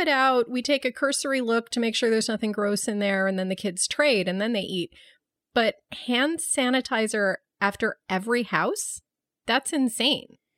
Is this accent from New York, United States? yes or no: yes; Buffalo, New York, United States; growing up in Buffalo, when it was freezing cold every Halloween